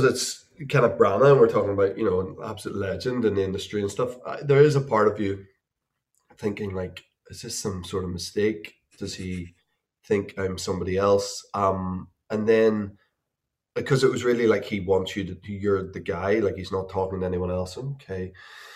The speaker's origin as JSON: {"language": "English", "town": "Belfast", "region": "Northern Ireland", "country": "United Kingdom", "tie": "born or raised there"}